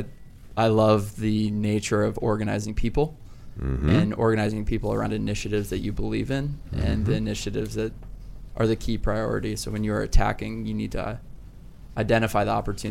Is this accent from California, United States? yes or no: no; Northern Virginia, United States; I'm from Northern Virginia.